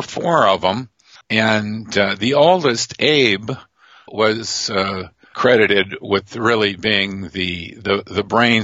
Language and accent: English; Detroit, Michigan, United States; now in California, United States; growing up in Detroit